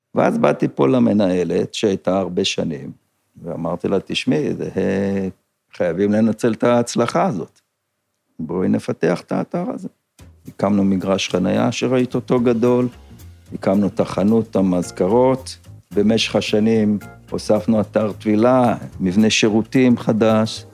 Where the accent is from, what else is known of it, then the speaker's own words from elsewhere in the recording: Kinneret, Northern District, Israel; אני נולדתי פה בקיבוץ